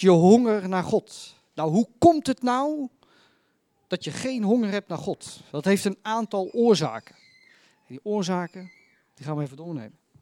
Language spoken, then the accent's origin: Dutch; Netherlands; Ik ben Nederlander